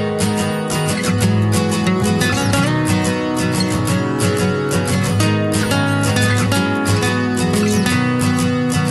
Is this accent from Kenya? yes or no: no; Canada; as a Canadian